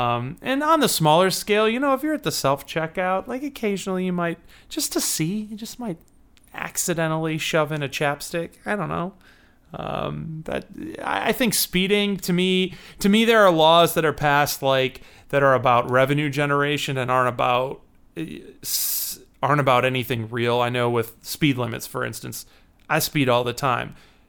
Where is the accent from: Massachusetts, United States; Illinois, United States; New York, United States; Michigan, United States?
Illinois, United States; Chicago